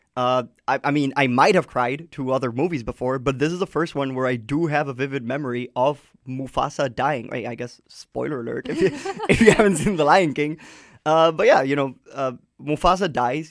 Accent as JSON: {"language": "English", "country": "Colombia", "tie": "born or raised there", "said": "growing up in Colombia"}